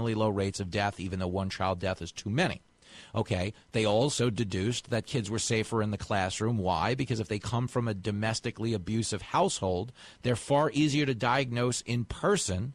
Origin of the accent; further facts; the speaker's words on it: Levittown, New York, United States; I grew up on Long Island. I went to Levittown